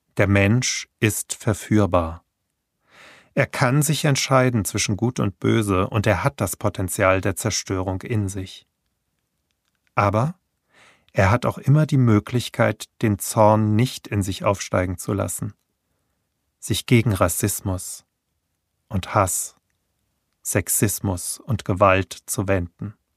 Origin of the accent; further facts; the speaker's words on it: Hanau, Hesse, Germany; in meiner Geburtsstadt Hanau